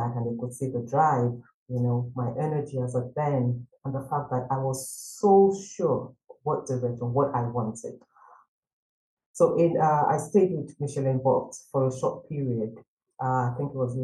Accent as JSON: {"language": "English", "country": "Nigeria", "tie": "born or raised there", "moved": "as an adult", "said": "I studied accounting and finance back in my home country, Nigeria"}